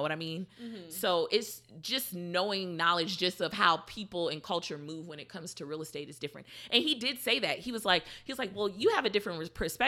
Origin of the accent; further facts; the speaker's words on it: Houston, Texas, United States; I'm from Houston